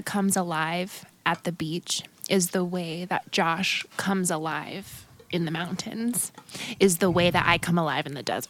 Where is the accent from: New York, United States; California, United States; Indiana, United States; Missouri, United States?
California, United States; San Diego; I'll always say we're native San Diegans.